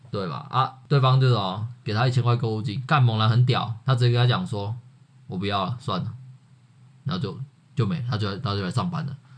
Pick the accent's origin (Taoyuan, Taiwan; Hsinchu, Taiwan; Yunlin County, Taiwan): Yunlin County, Taiwan; 我是云林人